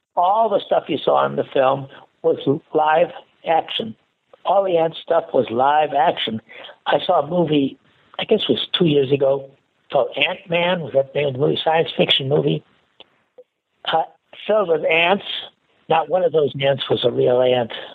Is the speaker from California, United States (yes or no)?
no; Chicago, Illinois, United States; moved away as an adult; also born or lived in Minnesota / Iowa / St. Louis; I grew up in Chicago